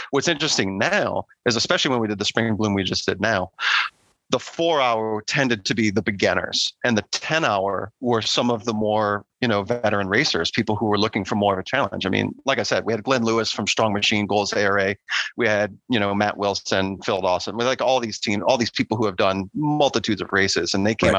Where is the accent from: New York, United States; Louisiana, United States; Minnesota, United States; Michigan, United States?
Louisiana, United States; New Orleans; now in Virginia, United States; I grew up in in New Orleans